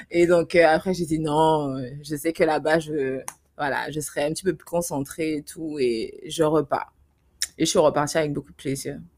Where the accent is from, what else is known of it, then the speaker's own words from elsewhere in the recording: Guadeloupe, France; j'ai 31 ans, et puis euh, je suis guadeloupéenne.